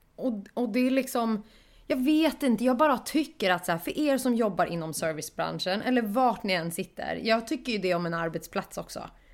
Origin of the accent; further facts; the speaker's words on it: Stockholm, Stockholm County, Sweden; jag var stockholmare